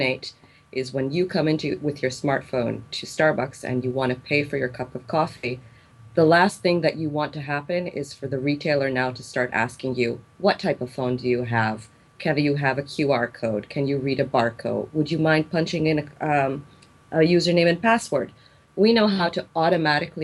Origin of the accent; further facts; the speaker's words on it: Israel; also born or lived in South Korea; I came back to my home country after finishing my MBA